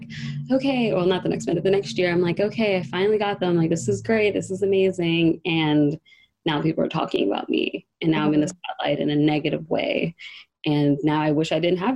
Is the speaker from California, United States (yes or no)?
no; New York City, New York, United States; also born or lived in Long Island; In New York. So I'm originally from Harlem.